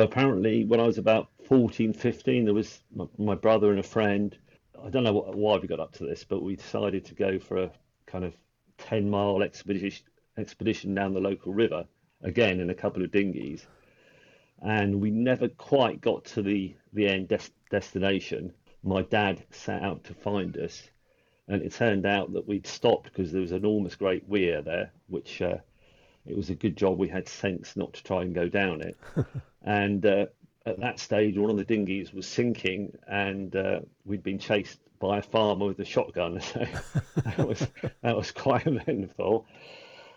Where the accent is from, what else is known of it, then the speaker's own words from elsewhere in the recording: Hatfield, East of England, United Kingdom; where I was brought up in Hatfield, which is about 20 miles north of London